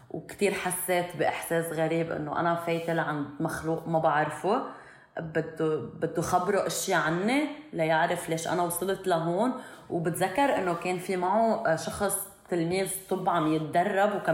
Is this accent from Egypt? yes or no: no; Syria; انه انا بالنسبه لإلي كان انه انا بهيدا انه انا سوري